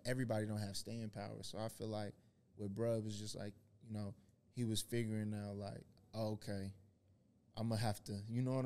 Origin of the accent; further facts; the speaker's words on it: Arlington, Texas, United States; also born or lived in Missouri; I'm from the south side of Arlington. I'm not from Dallas